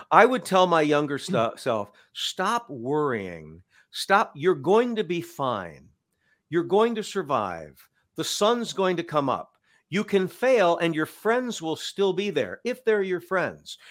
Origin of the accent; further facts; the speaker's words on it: Cedar Falls, Iowa, United States; moved away as an adult; also born or lived in Waterloo, Iowa; I moved back to my hometown